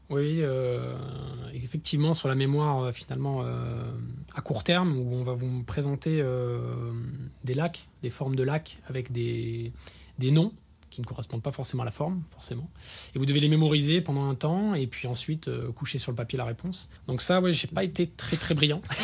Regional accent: Var, Provence-Alpes-Côte d'Azur, France; je suis du Var

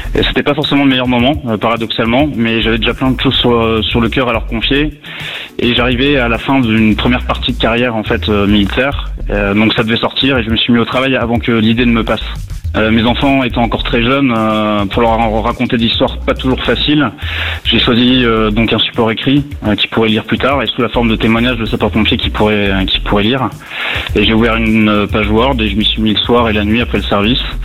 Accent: Lorraine, Grand Est, France; also born or lived in Brittany; now in Paris, France; Je suis né en Lorraine, euh, malgré le fait que mes attaches sont, familiales sont bretonnes

